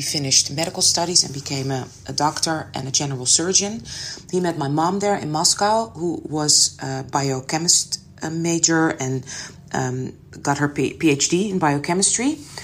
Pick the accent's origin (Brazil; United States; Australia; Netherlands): Netherlands; Amsterdam, North Holland; I was raised in Amsterdam